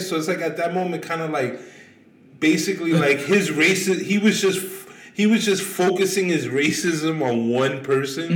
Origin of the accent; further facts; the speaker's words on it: New York City, New York, United States; I'm from Queens